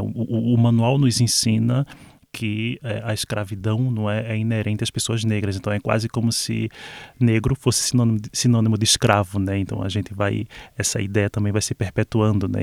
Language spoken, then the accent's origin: Portuguese; Olinda, Pernambuco, Brazil; moved away; Eu falo especificamente de onde eu vim. Eu nasci em Olinda